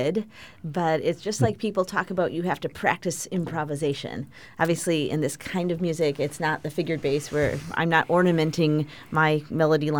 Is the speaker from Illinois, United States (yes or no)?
yes; Chicago, Illinois, United States; We both grew up as students at the Music Institute of Chicago